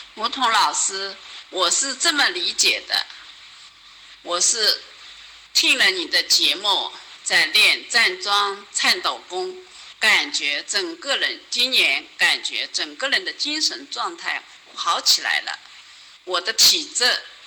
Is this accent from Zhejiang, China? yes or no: yes; Zhejiang, China; 我来自浙江